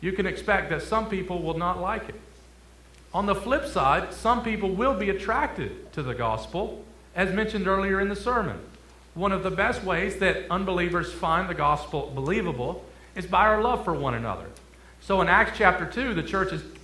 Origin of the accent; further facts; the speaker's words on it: Detroit, Michigan, United States; moved away as an adult; also born or lived in Kentucky; I'm originally from Detroit, Michigan